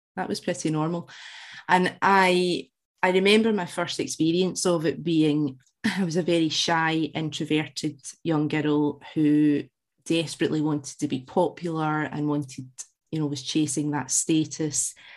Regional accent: Glasgow, Scotland, United Kingdom; as you can tell from the accent, I, I was born in Glasgow, raised in with Central Scotland

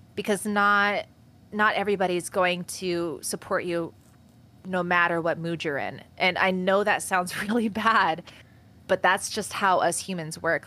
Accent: Washington, United States; in my hometown where I'm currently

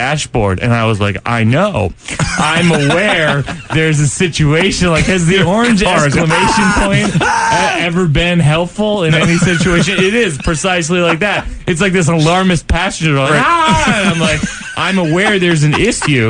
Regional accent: Shrewsbury, Massachusetts, United States; I grew up in Shrewsbury, Massachusetts.

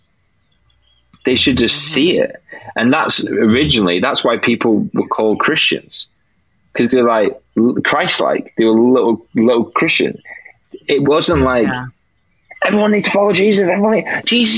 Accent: United Kingdom

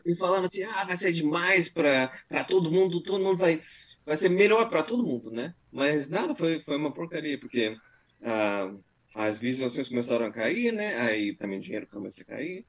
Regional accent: Brazil; now in United States; eu achei que todo mundo sabia que eu era brasileiro

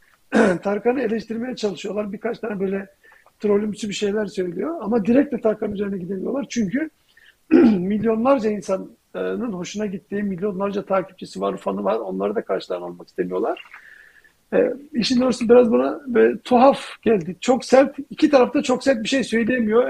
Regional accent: Turkey; now in United States; ben Türkiye'den

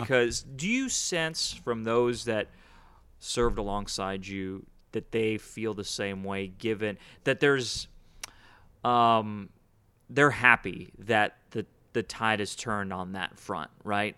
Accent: Houston, Texas, United States; also born or lived in Chicago, United States; born in Chicago. I grew up here in Houston

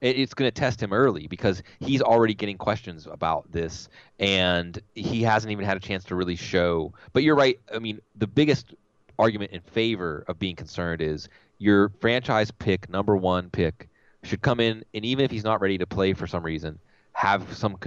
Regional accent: Mount Lebanon, Pennsylvania, United States; I was born in Mount Lebanon, Pennsylvania, suburb of Pittsburgh in 1975

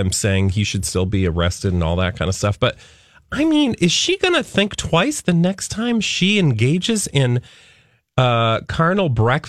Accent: Connecticut, United States; I'm from Connecticut.

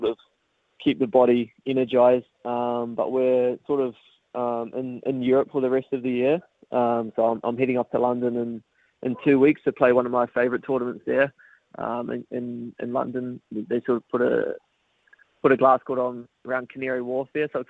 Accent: New Zealand; growing up in New Zealand

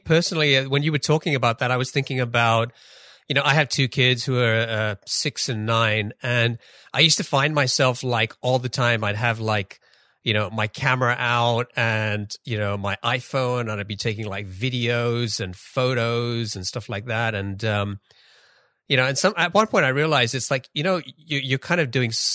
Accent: London, United Kingdom; moved away as an adult; now in Seattle area, United States; I grew up in London and spent most of my life out there

